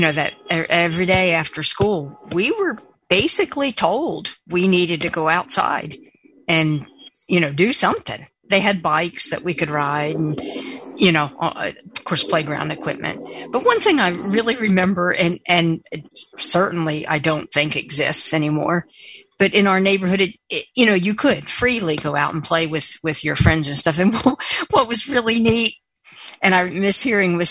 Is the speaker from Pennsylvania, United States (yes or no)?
yes; near Philadelphia, Pennsylvania, United States; I grew up near the Philadelphia area